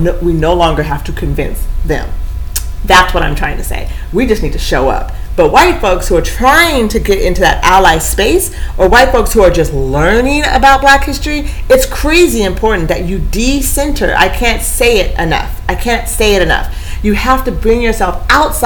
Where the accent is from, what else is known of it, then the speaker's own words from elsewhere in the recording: Eugene, Oregon, United States; I grew up in Eugene